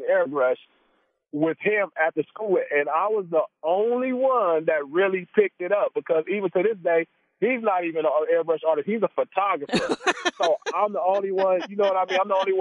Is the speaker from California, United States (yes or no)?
yes; Compton, California, United States; also born or lived in Torrance, California; I was born in Torrance, but I spent most of my life in Compton. I was raised in Compton